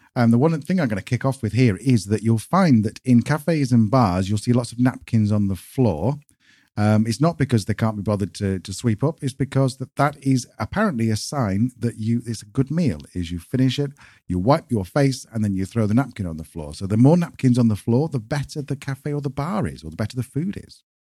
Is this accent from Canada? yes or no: no; United Kingdom; moved away as an adult; now in Spain; British people coming to Spain